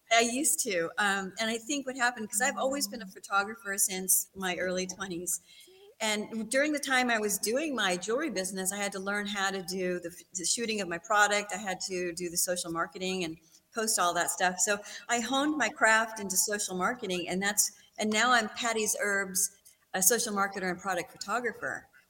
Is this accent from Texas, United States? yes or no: yes; Texas, United States; moved away; also born or lived in Big Bear, California; I was raised in Texas, so I'm back home